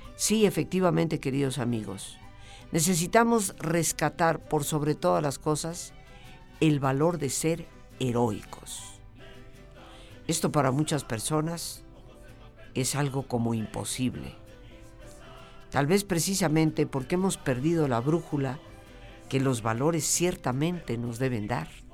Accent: Mexico; nosotros como mexicanos

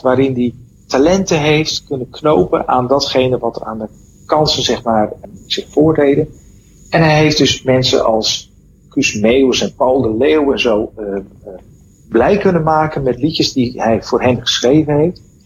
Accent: Netherlands; als Hollander

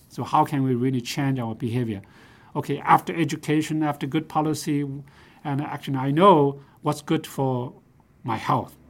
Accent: China; moved away; also born or lived in Nanjing; I grew up in China. I was a small farm, um, producer.

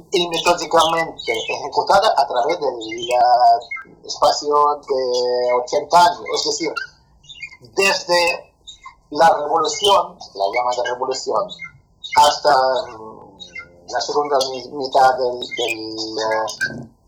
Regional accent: Spain; also born or lived in Soviet Union; como una persona nacida ahí, nacida ahí, yo soy español

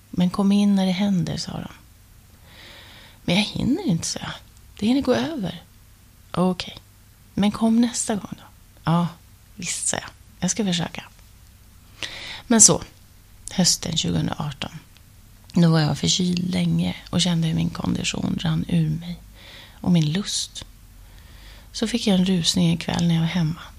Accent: Luleå, Norrbotten County, Sweden; moved away as an adult; now in Stockholm, Sweden; Det var i alla fall efter gymnasiet och jag hade flyttat från Luleå till Stockholm och jag jobbade på den här stora dagstidningen och dansade om kvällarna.

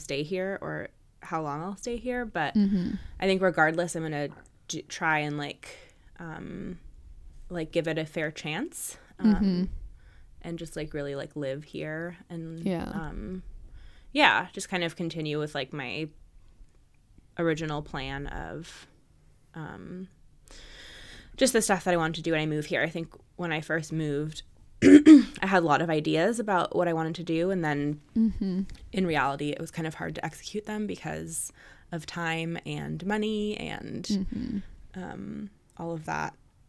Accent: Oakland, California, United States; moved away as an adult; now in Portland, United States; I moved from Oakland to Portland, Oregon, and I have lived in the Bay Area my entire life.

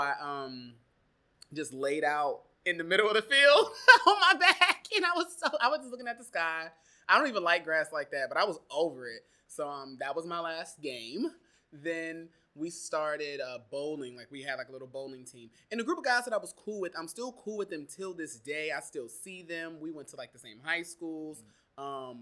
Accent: Warrensville Heights, Ohio, United States; moved away as an adult; also born or lived in Eastern Pennsylvania; now in New York, United States; I was born in Cleveland, Ohio. More specifically, a part of the greater Cleveland area, Warrensville Heights, Ohio

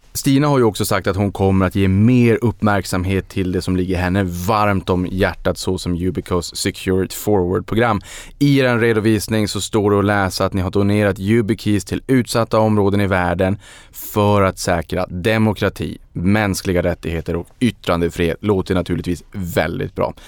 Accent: Sweden; som svensk

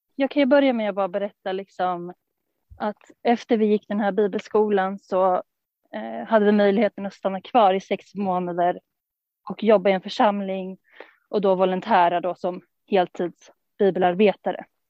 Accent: Stockholm, Stockholm County, Sweden; från Stockholm. Uppvuxen där i församlingen

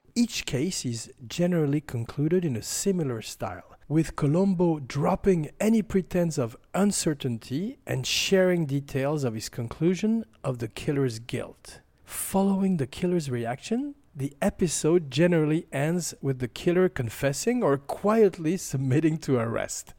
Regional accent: France; accent: French; my French accent

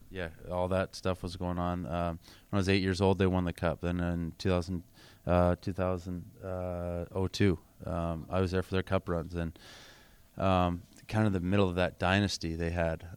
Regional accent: Kingsville, Ontario, Canada; also born or lived in Windsor, Ontario; I grew up in Southern Ontario, grew up in Kingsville.

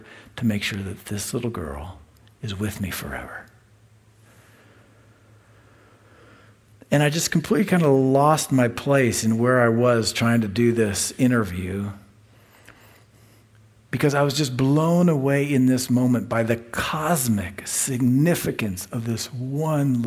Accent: United States; as an American Christian

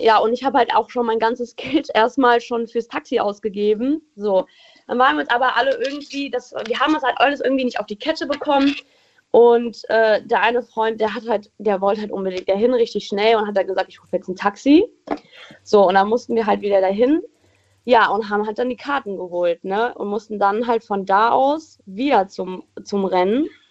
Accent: Rommerskirchen, North Rhine-Westphalia, Germany; ich komme aus Rommerskirchen.

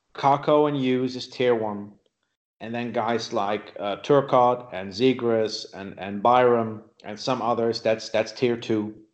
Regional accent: Netherlands; moved away as an adult; also born or lived in South Africa; When I was 22, I moved to South Africa from the Netherlands

